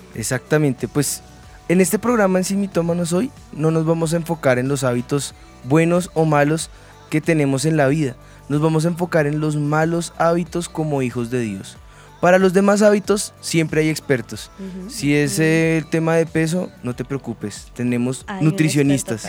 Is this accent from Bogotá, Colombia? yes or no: yes; Bogotá, Colombia; nuestra esencia como bogotanos, como rolos, eh, oriundos acá de de Bogotá, en la capital en Colombia